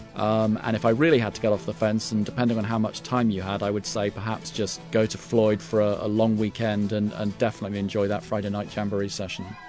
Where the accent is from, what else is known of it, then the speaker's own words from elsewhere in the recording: United Kingdom; accent: English; as a British tourist